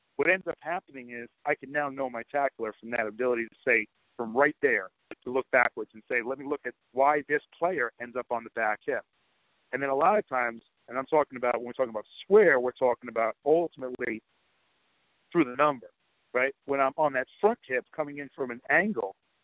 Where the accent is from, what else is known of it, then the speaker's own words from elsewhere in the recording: New York City, New York, United States; I'm originally from Queens, Long Island area too